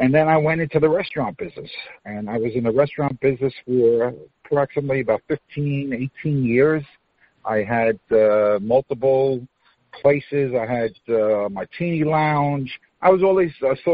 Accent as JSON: {"language": "English", "town": "New York City", "region": "New York", "country": "United States", "tie": "born or raised there", "moved": "as an adult", "lives_now": "Florida, United States", "said": "I was born and raised in Queens, New York."}